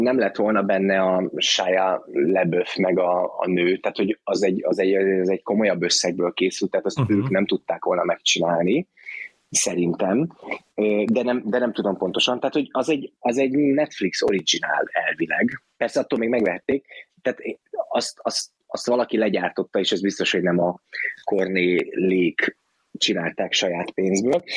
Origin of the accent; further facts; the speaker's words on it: Hungary; én magyar vagyok